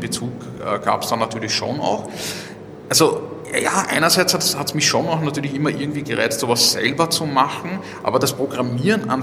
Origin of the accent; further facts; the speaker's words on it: Vienna, Austria; ich, bin ja Wiener